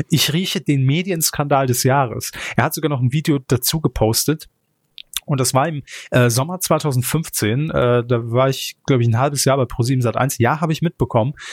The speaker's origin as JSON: {"language": "German", "region": "Brandenburg", "country": "Germany", "tie": "born there", "said": "habe ich mir mal die Preise meiner Geburtsstadt, Postleitzahl 04895, irgendwo im Osten also, angeschaut."}